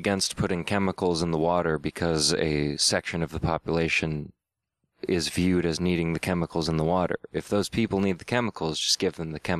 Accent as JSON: {"language": "English", "town": "San Marcos", "region": "California", "country": "United States", "tie": "born or raised there", "said": "Where I grew up in San Marcos, California"}